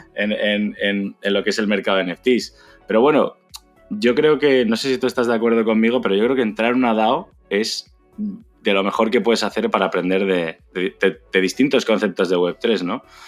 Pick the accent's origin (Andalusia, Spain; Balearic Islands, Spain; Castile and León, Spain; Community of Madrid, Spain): Community of Madrid, Spain; Madrid; also born or lived in China; soy de Madrid